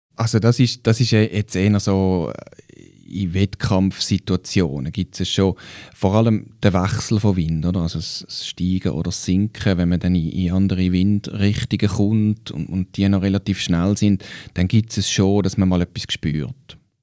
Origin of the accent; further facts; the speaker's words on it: Switzerland; bei uns in der Schweiz